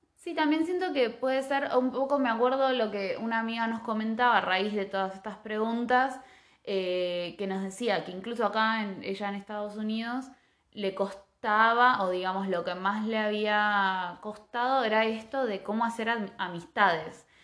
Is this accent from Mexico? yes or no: no; Argentina